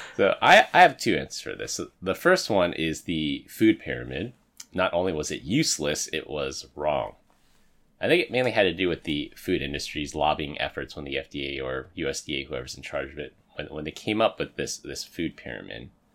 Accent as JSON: {"language": "English", "town": "San Francisco", "region": "California", "country": "United States", "tie": "born or raised there", "said": "I grew up in San Francisco, and in order to graduate from high school in San Francisco, you had to pass a swim test"}